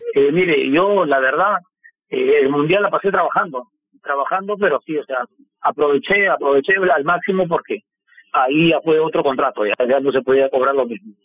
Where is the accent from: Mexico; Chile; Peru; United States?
Peru; moved away as an adult; also born or lived in Lima; now in Moscow, Russia; vine solo del Perú